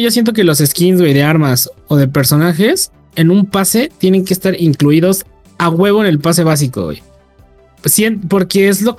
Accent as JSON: {"language": "Spanish", "country": "Mexico", "said": "el podcast somos mexicanos, las tres"}